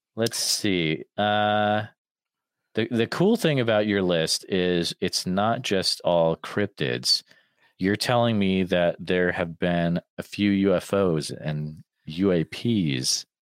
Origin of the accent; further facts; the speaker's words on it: New England, United States; I grew up in New England